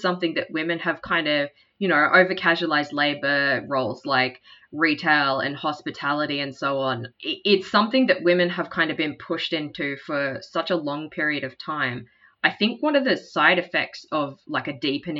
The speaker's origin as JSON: {"language": "English", "town": "Cairns", "region": "Queensland", "country": "Australia", "said": "I'm from Cairns"}